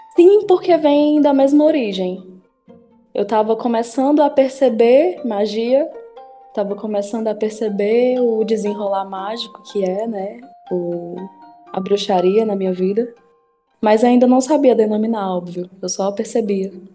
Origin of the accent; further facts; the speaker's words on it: Horizonte, Ceará, Brazil; also born or lived in Piauí; Eu não morei a minha vida toda em Horizonte. Eu morei os primeiros anos da minha vida no Piauí